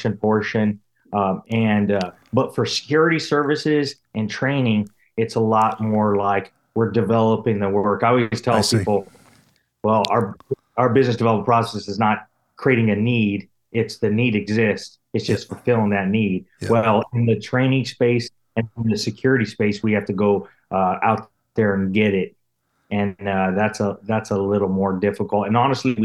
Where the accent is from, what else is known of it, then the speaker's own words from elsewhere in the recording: Albuquerque, New Mexico, United States; moved away; I grew up in Albuquerque, New Mexico